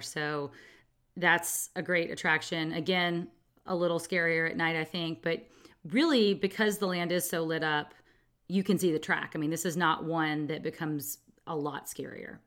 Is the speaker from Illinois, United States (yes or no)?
no; California, United States; a Californian